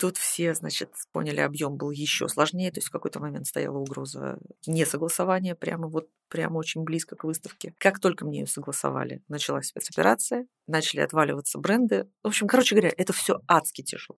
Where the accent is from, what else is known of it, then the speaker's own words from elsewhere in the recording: Saint Petersburg, Russia; я, в принципе, из Питера. Mm-hmm. Я все образование здесь получала